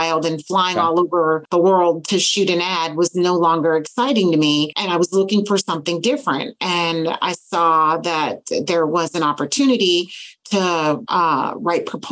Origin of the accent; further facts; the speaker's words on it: Northeast, United States; moved away; I grew up in the Northeast.